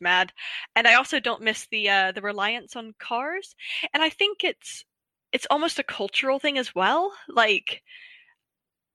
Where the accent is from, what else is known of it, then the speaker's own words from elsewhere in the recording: Pennsylvania, United States; moved away as an adult; now in United Kingdom; I got spoiled growing up in Pennsylvania